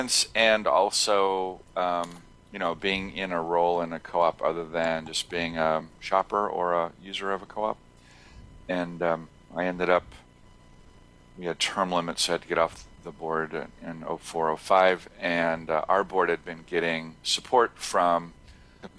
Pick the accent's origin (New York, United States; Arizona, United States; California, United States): Arizona, United States; Tucson; also born or lived in Brattleboro, Vermont; I grew up here in Tucson and shopped at the local food co-op here